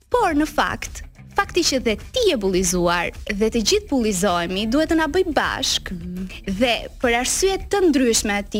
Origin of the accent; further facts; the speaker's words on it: Delvinë, Vlorë County, Albania; Unë uh, jam nga qyteti vogël i Delvinës, mm -hmm. edhe jam po aq krenare në fakt që jam nga Delvina, po ai sam krenare që jam Rome.